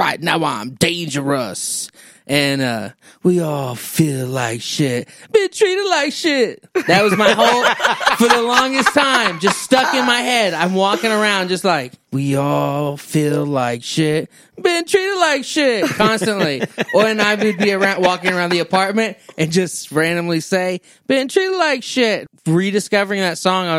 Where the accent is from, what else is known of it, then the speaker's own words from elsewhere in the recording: Texas, United States; I'm from Texas